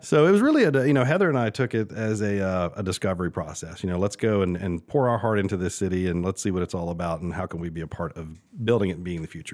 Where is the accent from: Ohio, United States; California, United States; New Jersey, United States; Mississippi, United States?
Mississippi, United States; Oxford; moved away as an adult; also born or lived in Charleston, South Carolina / Atlanta, Georgia; now in Augusta, United States; born and raised in Oxford, Mississippi